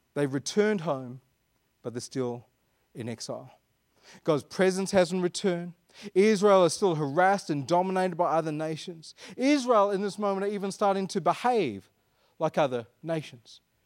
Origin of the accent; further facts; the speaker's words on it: Perth, Western Australia, Australia; I was born in Perth. I'm like an Anglo-Indian, Perth-born sand groper